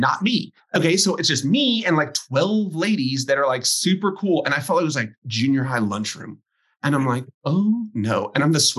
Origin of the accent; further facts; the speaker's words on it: Texas, United States; I grew up in Texas